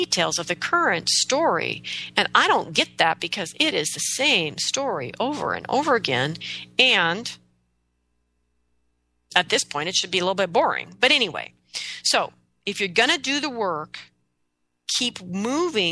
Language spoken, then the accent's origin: English; United States; I'm an American